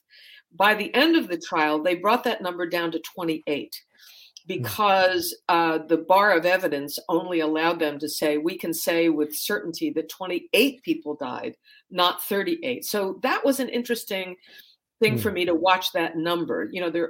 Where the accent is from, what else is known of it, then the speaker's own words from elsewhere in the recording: United States; now in Berlin, Germany; especially as an American